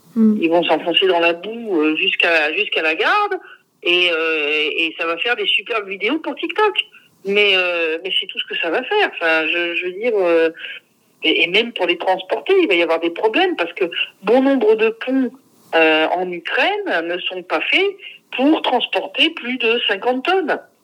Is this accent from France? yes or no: yes; France; moved away; mon pays natal